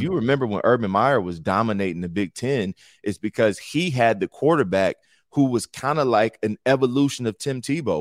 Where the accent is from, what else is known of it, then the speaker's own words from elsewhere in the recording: Cleveland, Ohio, United States; I'm from Cleveland